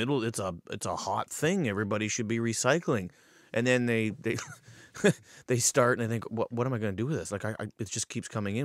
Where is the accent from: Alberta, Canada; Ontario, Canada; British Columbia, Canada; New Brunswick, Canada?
Ontario, Canada; Paris; born and raised in Paris